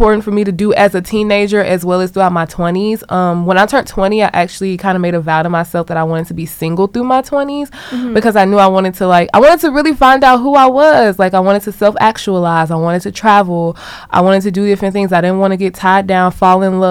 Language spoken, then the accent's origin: English; Louisiana, United States; moved away as an adult; also born or lived in Baton Rouge / Shreveport / Lafayette / New Orleans; now in Los Angeles, United States; I'm originally from Louisiana, and I say all parts because I was born in Baton Rouge. I was raised in Shreveport, grew up in Lafayette as well